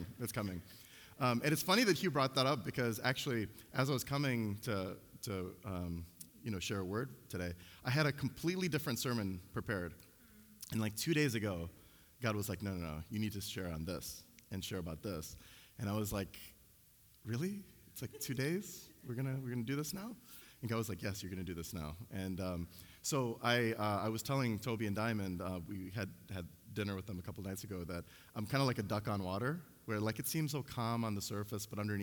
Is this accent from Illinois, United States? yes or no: yes; Chicago, Illinois, United States; I grew up in Chicago